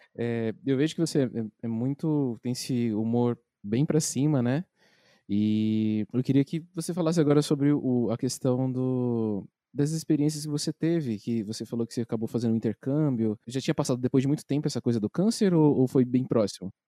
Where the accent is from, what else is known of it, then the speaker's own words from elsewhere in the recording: Itaquaquecetuba, São Paulo, Brazil; você é de Itacoaxetuba, igual eu e o Matheus